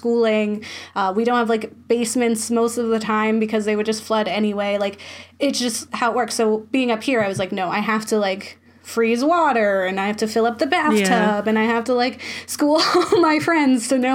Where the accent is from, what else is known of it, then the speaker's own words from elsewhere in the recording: Florida, United States; growing up in Florida, we had tornado drills at school